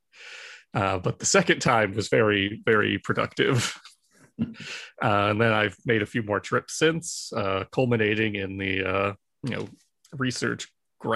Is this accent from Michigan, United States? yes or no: yes; Michigan, United States; moved away as an adult; now in Maryland, United States; I'm originally from Michigan, but when I took the job at the IJC, I moved out to Maryland